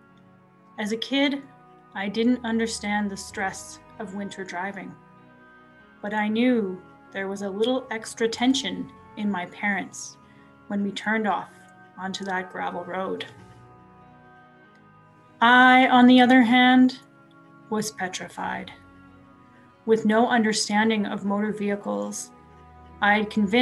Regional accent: Edson, Alberta, Canada; I grew up in Edson, Alberta, a small town in the foothills of the Rocky Mountains.

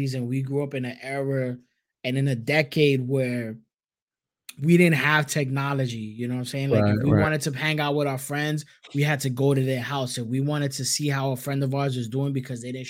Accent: New York City, New York, United States; growing up in Brooklyn when I started high school

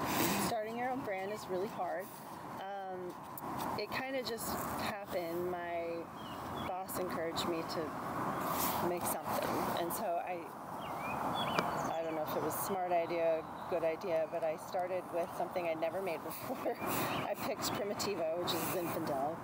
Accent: Bloomington, Indiana, United States; I grew up in Bloomington, Indiana

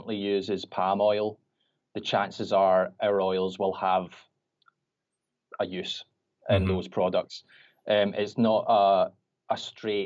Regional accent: Glasgow, Scotland, United Kingdom; I'm from Glasgow in Scotland.

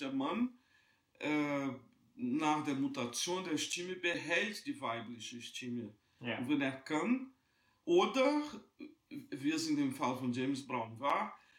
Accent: Juiz de Fora, Minas Gerais, Brazil; moved away; ich bin in Brasilien geboren, in einer damals ganz kleinen Stadt, Juiz de Fora.

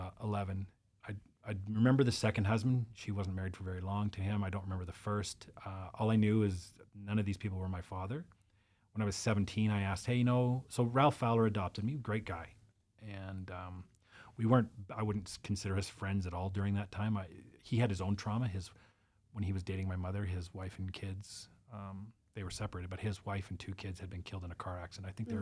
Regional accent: British Columbia, Canada; So my mom's American. I was born in Canada and it was just us.

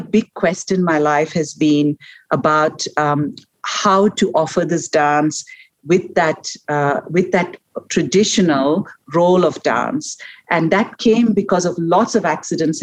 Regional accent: India; I was born and raised in India

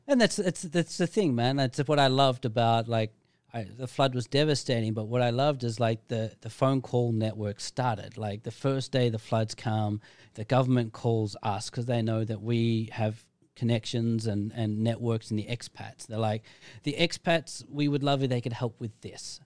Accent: Australia; now in Phuket, Thailand; I'm from Australia

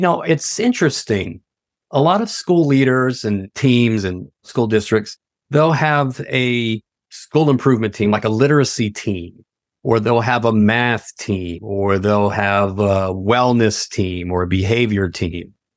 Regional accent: Tennessee, United States; moved away as an adult; also born or lived in Washington, D.C. area / Virginia; I'm originally from Tennessee, very small town in Tennessee, and, uh, absolutely loved it, had a good community upbringing

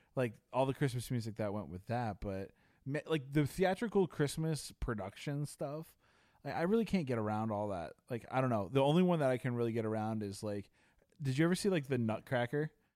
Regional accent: Chicago, Illinois, United States; as a kid growing up in Chicago

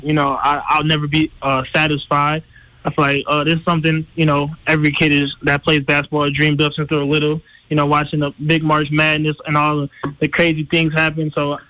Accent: Flint, Michigan, United States; Growing up in Flint is tough.

